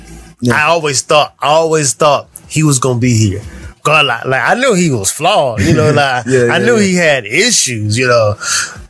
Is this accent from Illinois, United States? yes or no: no; Canton, Ohio, United States; My childhood raised in Canton, Ohio